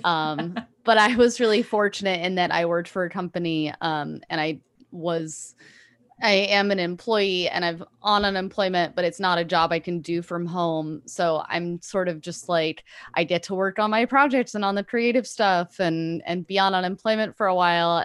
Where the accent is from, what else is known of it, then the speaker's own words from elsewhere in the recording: Pasadena, California, United States; born and raised in Pasadena in Los Angeles